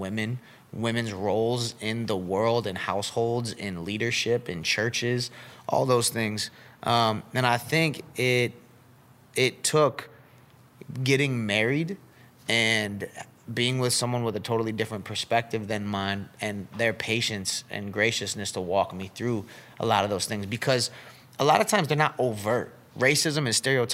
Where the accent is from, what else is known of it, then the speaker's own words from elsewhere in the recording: Syracuse, New York, United States; I grew up in Syracuse, and it's, like, a very diverse city